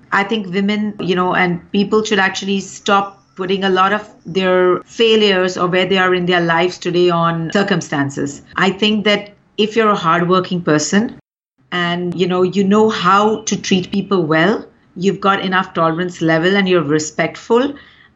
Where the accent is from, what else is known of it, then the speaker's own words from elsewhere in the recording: India; I'm actually an Indian first